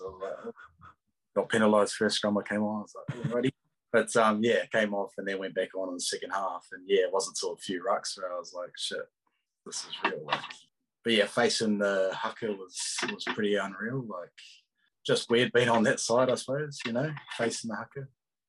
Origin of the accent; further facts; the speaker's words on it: Australia; So, I mean, being an Aussie for so long, I wanted to see what it was like, you know what I mean?